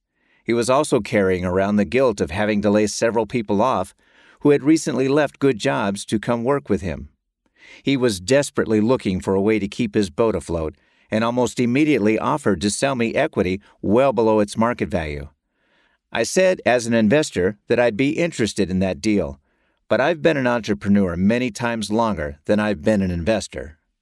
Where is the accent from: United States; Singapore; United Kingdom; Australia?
United States; North Carolina; By far, the largest payer in my home state of North Carolina was Blue Cross and Blue Shield, BCBS.